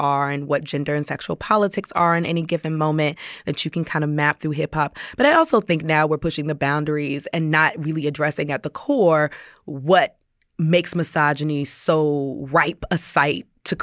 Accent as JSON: {"language": "English", "town": "Washington", "region": "District of Columbia", "country": "United States", "tie": "born or raised there", "said": "growing up in Washington, D.C."}